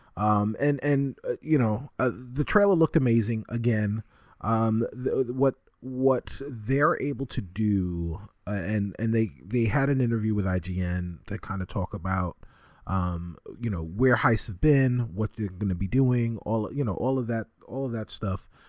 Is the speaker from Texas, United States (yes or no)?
no; New York City, New York, United States; the Bronx-born resident on this show